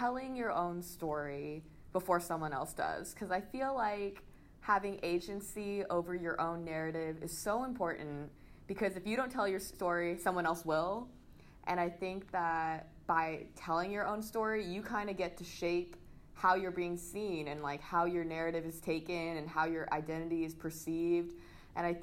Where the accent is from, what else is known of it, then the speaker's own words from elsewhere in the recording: San Diego, California, United States; also born or lived in St. Louis, Missouri; now in Los Angeles, United States; I was born in St. Louis, Missouri, but then I moved to San Diego when I was about 4. And I grew up there, you know, did the whole elementary, middle, high school